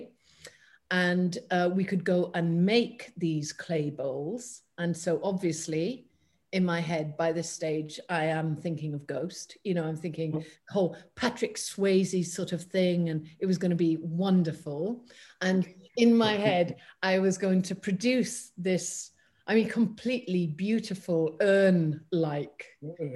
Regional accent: United Kingdom; being British

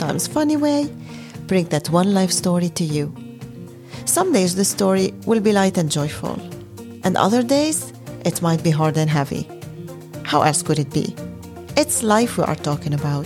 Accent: Lebanon; now in Netherlands; Growing up in Lebanon

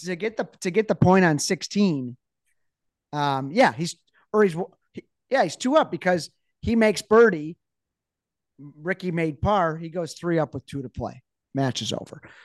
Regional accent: United States; As an American

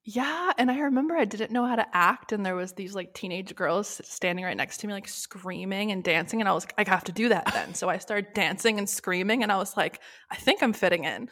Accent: Los Angeles, California, United States; moved away as an adult; also born or lived in Sherman Oaks / Tarzana; now in Massachusetts, United States; I'm born and raised Los Angeles.

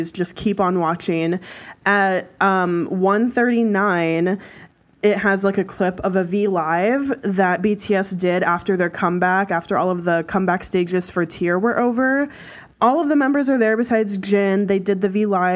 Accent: United States; We're American

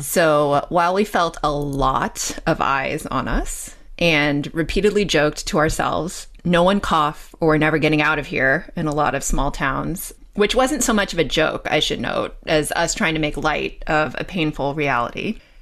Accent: Pasadena, California, United States; I grew up in Pasadena, California

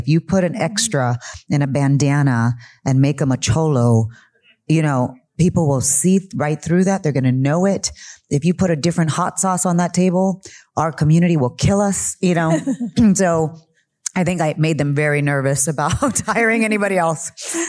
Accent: United States; I am Chicana. I am Mexican-American.

